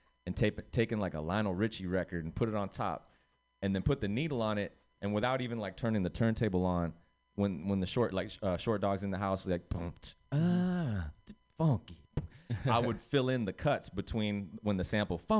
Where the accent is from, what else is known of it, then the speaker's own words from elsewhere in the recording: Redwood City, California, United States; also born or lived in Puerto Rico / San Mateo; I was born in Puerto Rico. And when we left Puerto Rico and came to the Bay, basically, Redwood City was kind of where we kicked it first